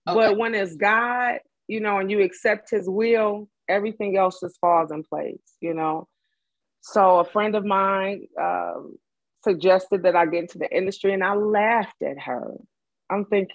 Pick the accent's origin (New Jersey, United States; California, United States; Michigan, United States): Michigan, United States; Detroit; I'm from Detroit.